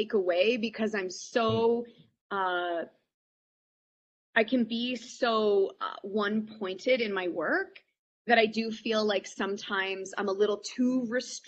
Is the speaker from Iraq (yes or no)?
no; Canada; I think I'm quintessentially Canadian and I hate conflict